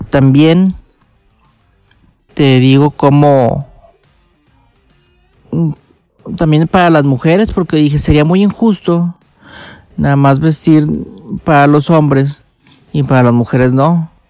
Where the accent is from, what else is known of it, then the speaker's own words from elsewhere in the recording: Monterrey, Nuevo León, Mexico; como soy de Monterrey, me encanta mi ciudad y estoy orgulloso de ella.